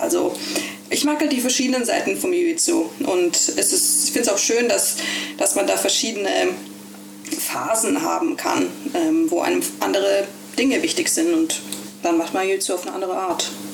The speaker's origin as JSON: {"language": "German", "town": "Ålesund", "region": "Møre og Romsdal", "country": "Norway", "tie": "born or raised there", "also_born_or_lived": "Germany / Berlin, Germany", "lives_now": "Bergen, Norway", "said": "als ich acht war, ist meine Familie ausgewandert nach Norwegen. Äh, und dann bin ich in Olesund groß geworden"}